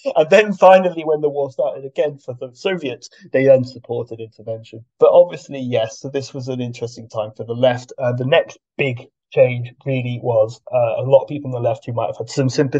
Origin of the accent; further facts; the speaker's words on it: United Kingdom; we're talking about the left mostly in the West, in the UK especially, because we're all British here, and we all have more experience of that.